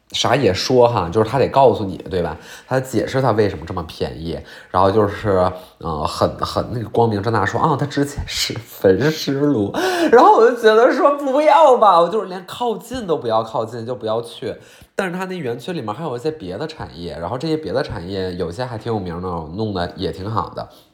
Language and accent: Chinese; Qiqihar, Heilongjiang, China; 我老家齐齐哈尔